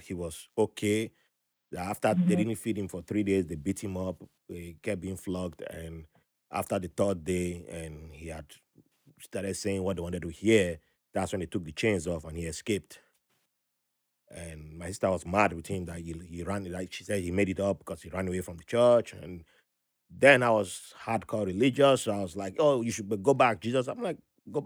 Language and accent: English; Nigeria; also born or lived in Ibadan, Nigeria / Port Harcourt, Nigeria; now in United States; back home, you know, in Nigeria